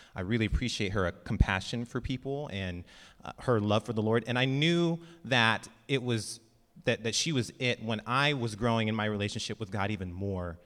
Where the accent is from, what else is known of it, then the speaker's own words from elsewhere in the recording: Lemoore, California, United States; I grew up in Lemoore